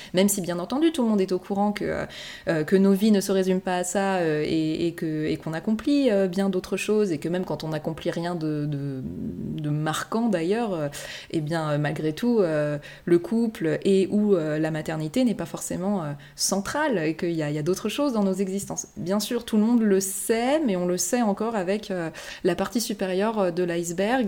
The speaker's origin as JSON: {"language": "French", "country": "France", "also_born_or_lived": "Japan", "first_language": "French", "moved": "as an adult", "said": "à mon retour en France aussi, je pense que le fait de, baigner, dans, de baigner de nouveau dans ma langue maternelle"}